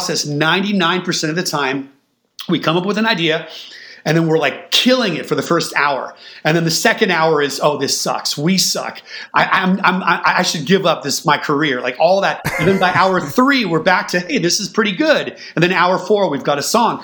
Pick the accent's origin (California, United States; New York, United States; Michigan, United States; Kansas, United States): California, United States; Bay Area; growing up in the Bay Area